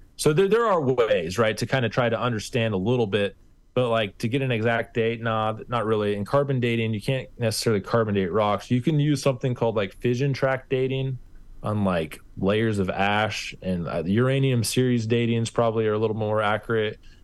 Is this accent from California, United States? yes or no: no; Kansas, United States; I'm from Kansas, and we're pretty literal with our pronunciation